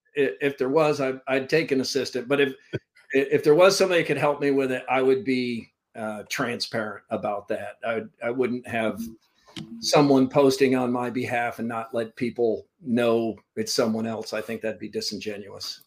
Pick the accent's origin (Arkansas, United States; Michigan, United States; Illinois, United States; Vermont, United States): Vermont, United States; also born or lived in Central Florida, United States / Valdosta, Georgia, United States; now in Iowa, United States; I, grew up in Vermont. I was born in Vermont, and uh, early part of my life was there. And then we moved uh, to Florida.